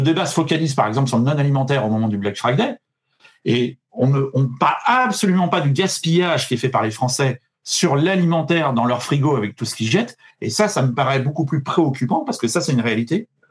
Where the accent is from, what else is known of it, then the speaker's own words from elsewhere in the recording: Paris, Île-de-France, France; je suis parisien